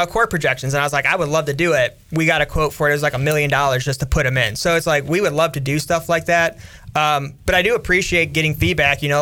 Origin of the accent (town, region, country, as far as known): Cleveland, Ohio, United States